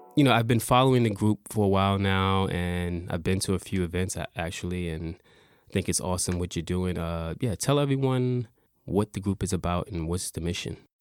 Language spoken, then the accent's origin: English; New York City, New York, United States; now in Japan; I'm from New York City